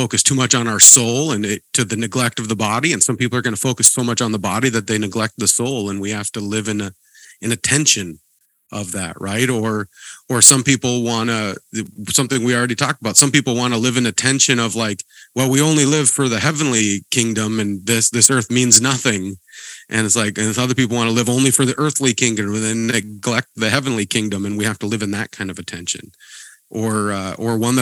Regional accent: Montana, United States; I grew up in Montana

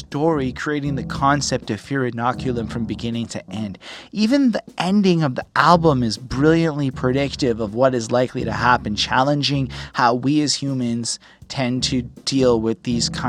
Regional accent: Canada; I'm a Canadian

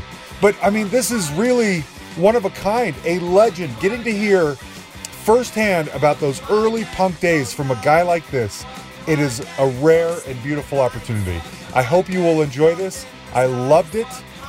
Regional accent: Salt Lake City, Utah, United States; now in Denver, United States; I live in Denver, Colorado. I grew up in Salt Lake City.

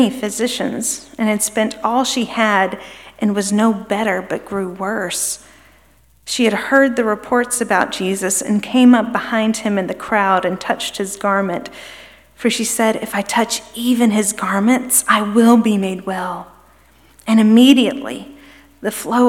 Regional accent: Birmingham, Alabama, United States; moved away as an adult; also born or lived in Kentucky / New York State; now in Memphis, United States; We moved here from Birmingham, which is where my husband and I are both from originally

